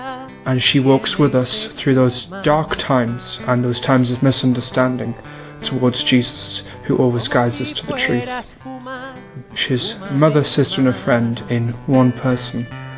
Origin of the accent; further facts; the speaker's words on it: England, United Kingdom; I'm 19, and I'm from England.